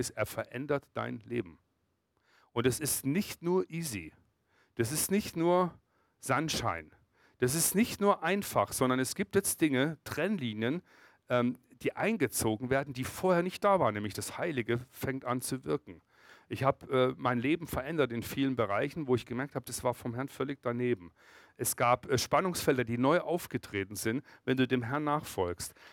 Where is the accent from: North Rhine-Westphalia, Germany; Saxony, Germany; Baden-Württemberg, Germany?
Baden-Württemberg, Germany; Freiburg; ich komme aus Freiburg und Breisgau, im Kaiserstuhl.